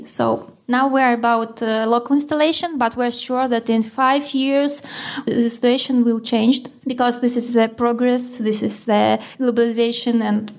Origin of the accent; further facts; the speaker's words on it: Moscow, Russia; moved away as an adult; now in Vilnius, Lithuania; Originally, I'm from Russia, Moscow, but I'm here for half a year and I hope to stay here forever.